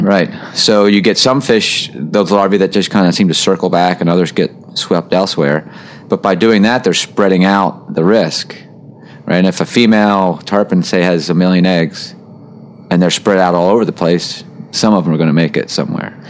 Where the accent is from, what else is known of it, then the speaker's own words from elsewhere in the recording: outside of Baltimore, Maryland, United States; I was born and raised in outside of Baltimore, Maryland. So I grew up fishing Chesapeake Bay